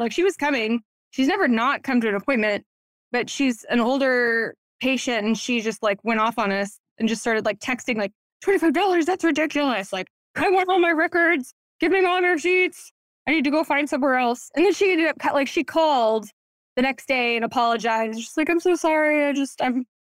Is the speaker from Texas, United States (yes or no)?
yes; Waco, Texas, United States; also born or lived in Dallas, Texas; moved back home, my hometown in Waco